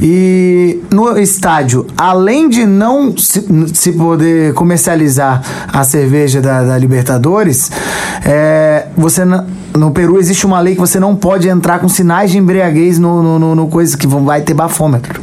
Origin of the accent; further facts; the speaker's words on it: Guarapari, Espírito Santo, Brazil; eu sou de Guarapari, a minha cidade parar. Quando eu vi aquela comoção, eu morava num bairro de Guarapari com muito flamenguista